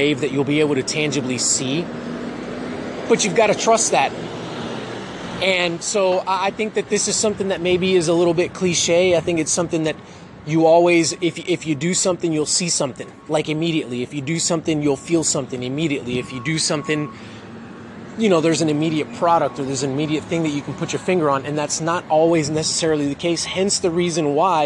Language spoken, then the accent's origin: English; Miami, Florida, United States; now in Texas, United States; I'm originally from Miami